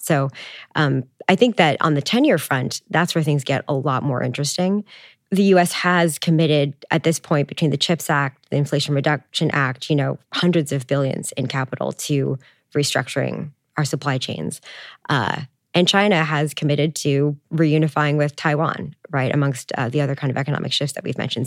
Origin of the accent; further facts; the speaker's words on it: Canada; I'm Canadian